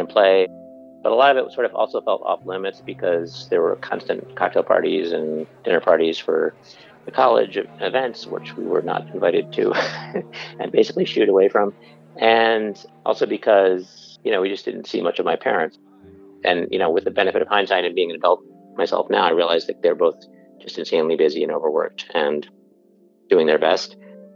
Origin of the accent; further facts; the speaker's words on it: Buffalo, New York, United States; The first house I grew up in was in Buffalo, New York